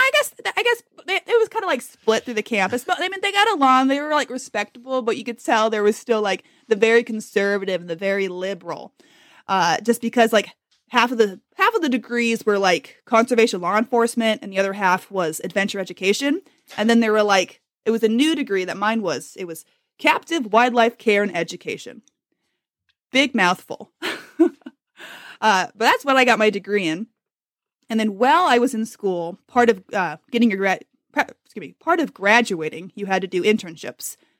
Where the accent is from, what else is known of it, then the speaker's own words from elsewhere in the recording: Silverton, Oregon, United States; moved away as an adult; also born or lived in Atlanta / Palm Desert; I grew up in Silverton, Oregon.